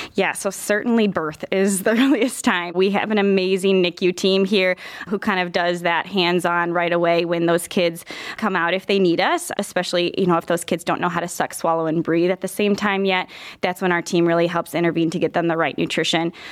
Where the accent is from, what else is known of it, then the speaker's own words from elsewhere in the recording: Minnesota, United States; moved away as an adult; also born or lived in Iowa; now in Cleveland, United States; I'm originally from Minnesota